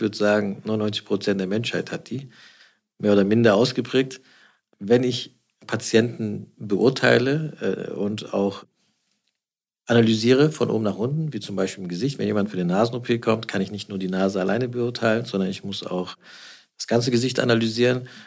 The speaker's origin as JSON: {"language": "German", "town": "Stuttgart", "region": "Baden-Württemberg", "country": "Germany", "tie": "born or raised there", "moved": "yes", "lives_now": "Düsseldorf, Germany", "said": "ich bin ja kein Düsseldorfer, ich bin gebürtiger Schwabe. Mhm. Ich komme aus Stuttgart"}